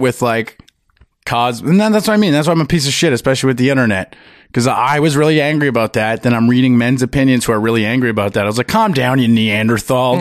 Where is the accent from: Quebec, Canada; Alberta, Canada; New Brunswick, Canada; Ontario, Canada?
Ontario, Canada; Ottawa; also born or lived in Sault Ste. Marie; I grew up in Ottawa